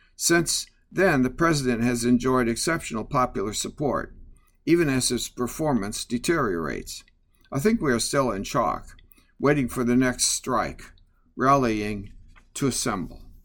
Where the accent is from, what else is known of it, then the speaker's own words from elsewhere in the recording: Midwest, United States; growing up in the Midwest